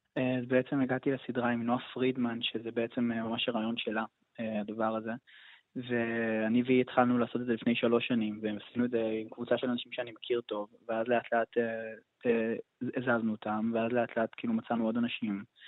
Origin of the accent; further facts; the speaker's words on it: Tel Aviv, Tel Aviv District, Israel; moved away as an adult; now in Jerusalem, Israel; כשהייתי ילד מתבגר והייתי בתל אביב